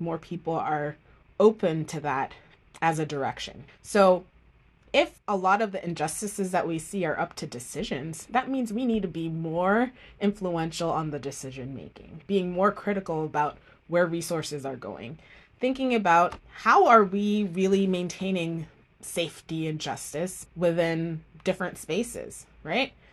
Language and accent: English; Miami, Florida, United States; also born or lived in Jamaica; I grew up in Miami, Florida, after moving from Jamaica